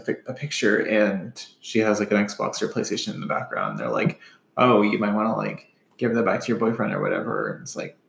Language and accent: English; Appalachia, United States; especially as Appalachian folk.